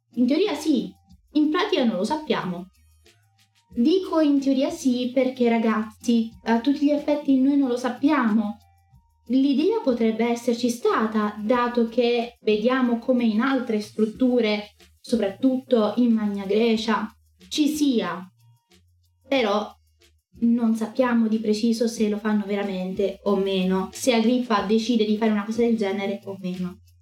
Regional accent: Rome, Lazio, Italy; sono romana

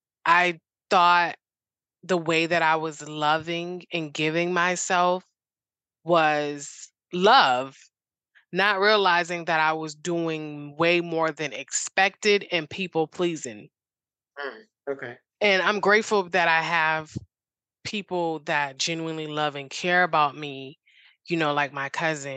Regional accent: Boston, Massachusetts, United States; In Boston.

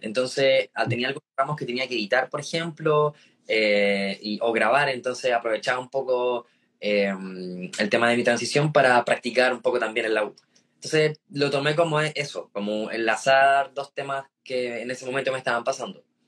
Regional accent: San Felipe, Valparaíso, Chile; also born or lived in Puerto Rico; entré en básica en un colegio municipal en San Felipe

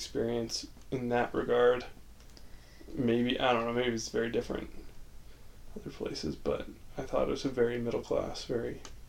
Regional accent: Riverton, Utah, United States; we grew up in Riverton, which is a very...

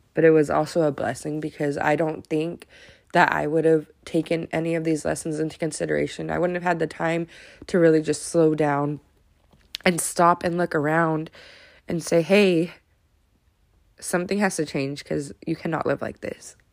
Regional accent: Modesto, California, United States; I was born and raised in Modesto

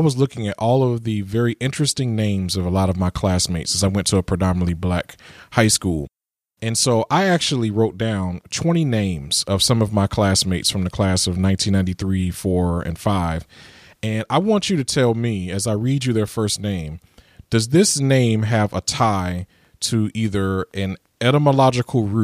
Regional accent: Mobile, Alabama, United States; I'm from Mobile County, Mobile, Alabama

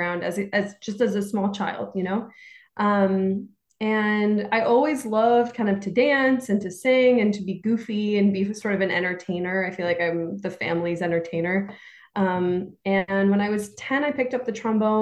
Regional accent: Santa Barbara, California, United States; now in New York City, United States; I grew up in Santa Barbara, California

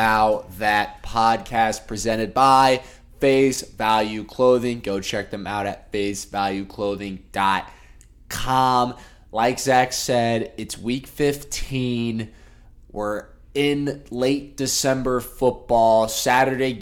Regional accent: Indiana, United States; growing up in Indiana

